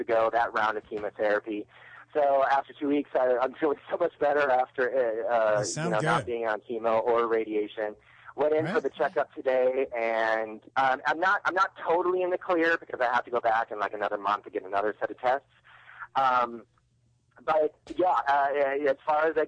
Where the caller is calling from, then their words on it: North Carolina, United States; calling from North Carolina